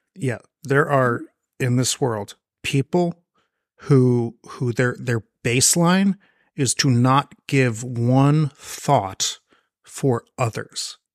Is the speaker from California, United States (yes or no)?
yes; Marin County, California, United States; I grew up in Marin County.